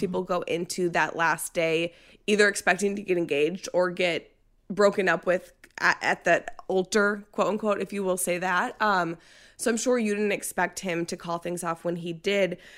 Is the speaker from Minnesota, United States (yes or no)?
yes; Minnesota, United States; moved away; I'm from Minnesota. I lived there for twenty-eight years